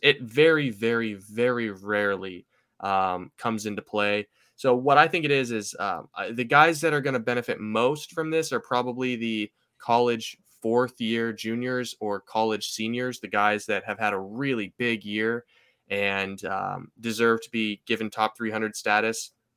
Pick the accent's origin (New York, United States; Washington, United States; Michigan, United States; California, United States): Washington, United States; Seattle; I'm from Seattle